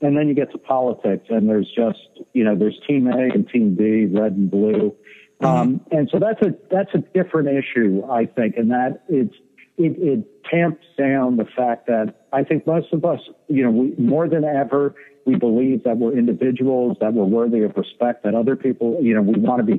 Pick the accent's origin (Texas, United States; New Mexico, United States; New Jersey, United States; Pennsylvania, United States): New Jersey, United States; Middletown; also born or lived in Brooklyn, New York; I was born in Brooklyn, New York in 1963, and I was raised in Middletown, New Jersey.